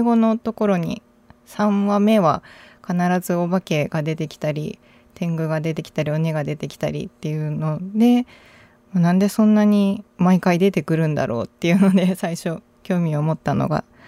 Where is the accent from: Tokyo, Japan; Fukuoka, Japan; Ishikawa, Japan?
Fukuoka, Japan; Munakata; now in Nara, Japan; はい、福岡の宗像市っていう宗像大社という神社が有